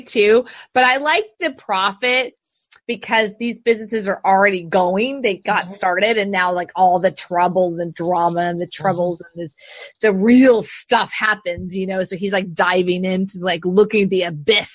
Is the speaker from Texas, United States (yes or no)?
yes; Houston, Texas, United States; I was born and raised in Houston